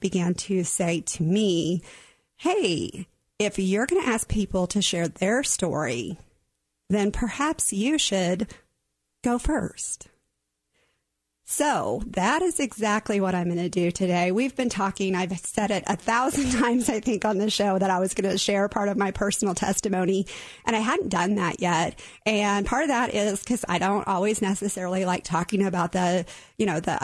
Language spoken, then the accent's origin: English; Oklahoma, United States; I was born and raised in Oklahoma